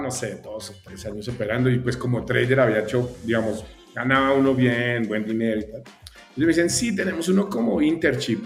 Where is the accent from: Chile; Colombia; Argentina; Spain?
Colombia; moved away as an adult; now in Mexico; soy colombiano, ya, ya llevo ya unos, añitos acá en México